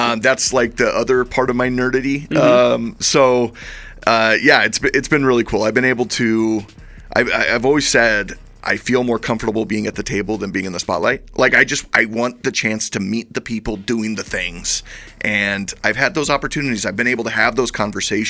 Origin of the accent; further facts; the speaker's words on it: Caldwell, Idaho, United States; I was born in the Treasure Valley. I grew up in Caldwell.